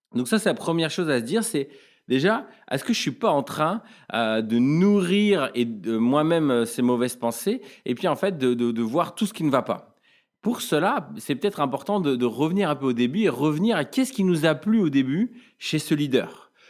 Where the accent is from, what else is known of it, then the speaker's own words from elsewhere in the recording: France; en tant que Français